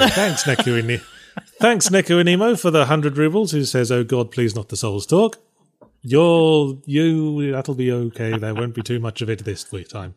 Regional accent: England, United Kingdom; moved away; I grew up in England

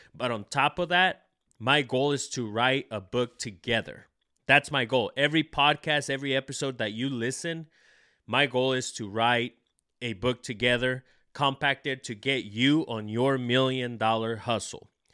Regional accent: El Salvador; moved away; I was born in El Salvador

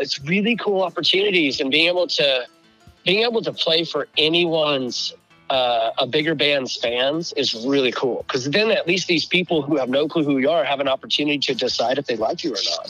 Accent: Northwest Arkansas, United States; now in Des Moines, United States; Northwest Arkansas

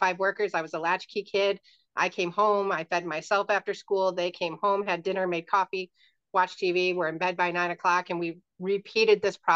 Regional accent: Michigan, United States; moved away as an adult; also born or lived in Cape Coral, Florida / Central Florida; now in Orlando area, Florida, United States; I was born and raised in Michigan

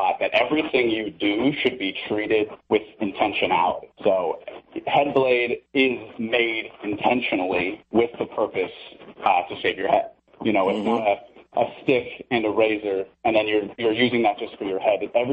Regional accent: Santa Monica, California, United States; I'm actually born and raised Santa Monica. I am a third generation Angelino.

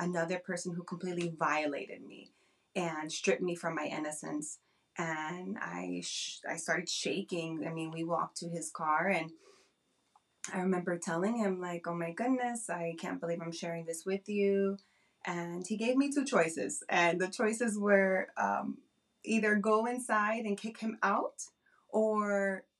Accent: New Jersey, United States; I am from New Jersey.

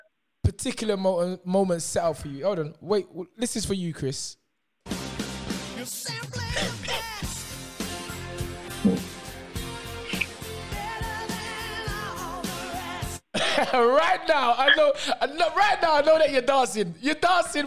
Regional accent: London, United Kingdom; I was born and brought up in Wheatland House in Dockenham Hill Estate

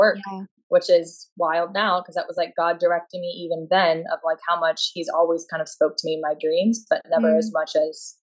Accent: Florida, United States; moved away as an adult; now in San Diego, United States; I'm from Florida originally, but I am based in San Diego, California.

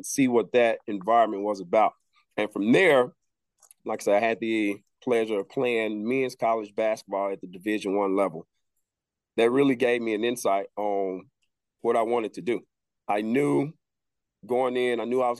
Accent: Helena-West Helena, Arkansas, United States; moved away as an adult; also born or lived in Pine Bluff, Arkansas; now in Indianapolis, United States; I'm born and raised in Helena, West Helena, Arkansas

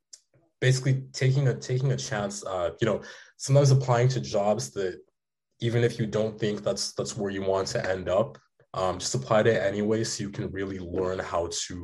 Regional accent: Kenya; You know, me as my family, I came from Kenya. It's been a hard life.

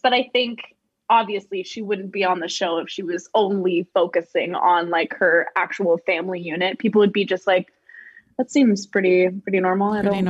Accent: Los Angeles, California, United States; I grew up in Los Angeles.

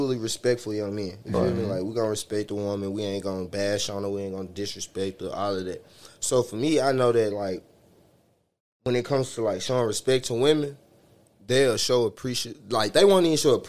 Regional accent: the South, United States; I'm from the South. Exactly. Baby, I'm from the South

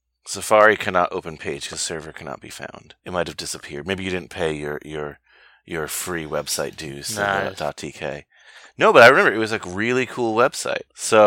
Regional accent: New York, United States; I'm a New York guy

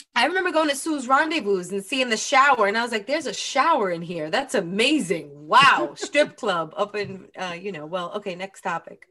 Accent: New York, United States; as a New Yorker

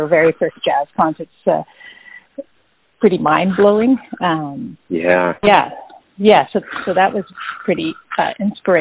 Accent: Richmond, British Columbia, Canada; I grew up in Richmond, BC, which is a suburb of Vancouver

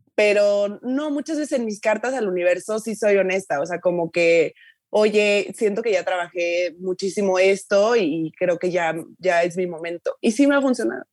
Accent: Tuxtla Gutiérrez, Chiapas, Mexico; moved away as an adult; te regresas aquí a tuxla a vivir

